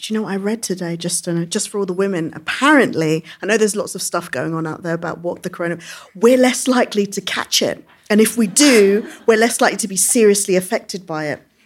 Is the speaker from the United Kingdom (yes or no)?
yes; London, United Kingdom; I came from, which isn't very far from here, it's Brixton Hill